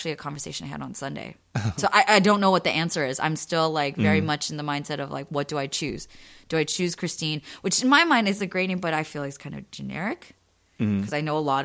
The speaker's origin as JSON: {"language": "English", "country": "United States", "said": "my identity is I'm Korean American"}